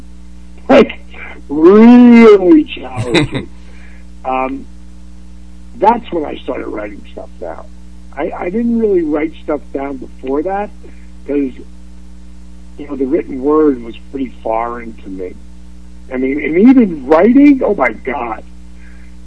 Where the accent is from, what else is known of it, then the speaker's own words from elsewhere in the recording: Atlanta, Georgia, United States; my hometown here in Atlanta, GA